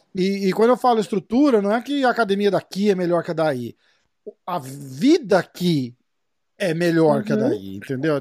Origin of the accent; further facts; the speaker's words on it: Brazil; moved away; sendo brasileiro e estando aqui